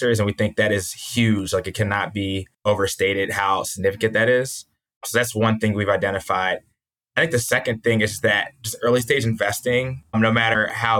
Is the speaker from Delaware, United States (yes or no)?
no; New Jersey near Philadelphia, United States; I grew up in New Jersey near Philadelphia